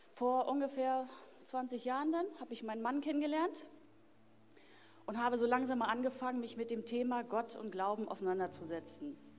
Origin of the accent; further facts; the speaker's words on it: Berlin, Germany; ich wurde damals in Berlin geboren. In Berlin ähm, Marzahn bin ich aufgewachsen